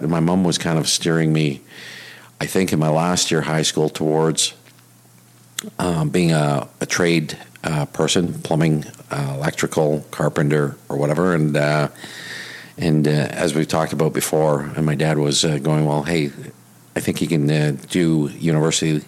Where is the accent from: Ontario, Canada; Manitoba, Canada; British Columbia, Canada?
Manitoba, Canada; Winnipeg; moved away as an adult; now in Vancouver, Canada; born and raised. Yeah, and and and still consider myself from Winnipeg. When somebody says, "Where are you from?" I, I rarely say Vancouver. I always say Winnipeg.